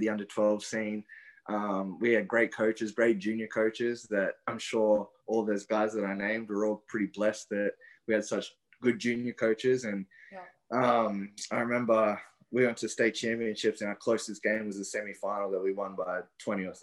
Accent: Brisbane, Queensland, Australia; I grew up in Brisbane

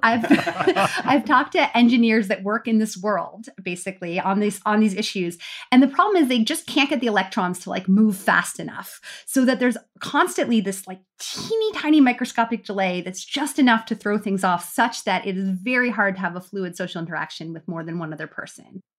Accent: United States; now in Canada; We all live in Canada, but we're American

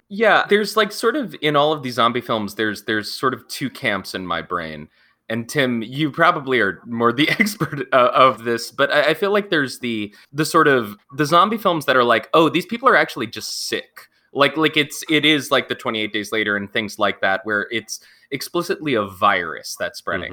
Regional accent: Pennsylvania, United States; also born or lived in Montana; I did a lot of my growing up in Pennsylvania, but I'm originally from Montana

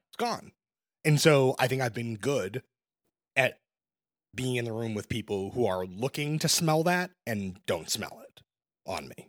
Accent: Brooklyn, New York, United States; I'm born and raised in Brooklyn.

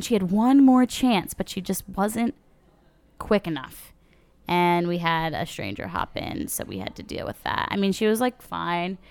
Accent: New Jersey, United States; We're from New Jersey, by the way, South Jersey.

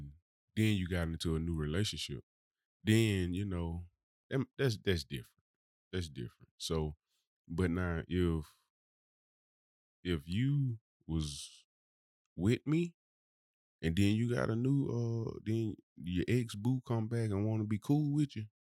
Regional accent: Birmingham, Alabama, United States; from Birmingham, baby.

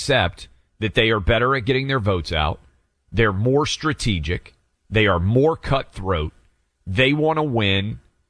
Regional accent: Nashville, Tennessee, United States; moved away; in Nashville, Tennessee.

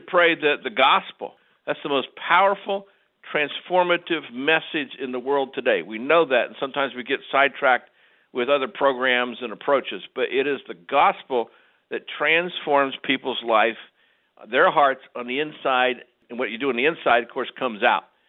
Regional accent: Ohio, United States; I grew up in Ohio

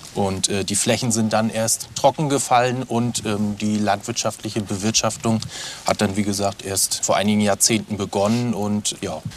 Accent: Waren, Mecklenburg-Vorpommern, Germany; also born or lived in Rostock; tatsächlich bin ich in Waren aufgewachsen

